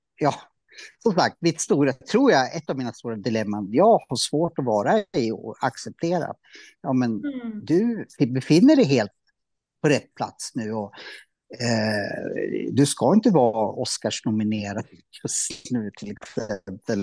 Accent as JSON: {"language": "Swedish", "town": "Norrsundet", "region": "Gävleborg County", "country": "Sweden", "tie": "born or raised there", "said": "jag är uppvuxen i Norrsundet"}